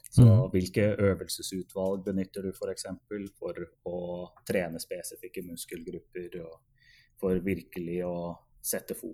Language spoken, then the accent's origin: Norwegian; Oslo, Norway; moved away as an adult; now in Edmonton, Canada; før jeg fullførte masterløpet hjemme i Oslo igjen i 2016. Og etter fullført masterløp så flytta jeg faktisk permanent til Edmonton for å, for å starte en doktorgrad her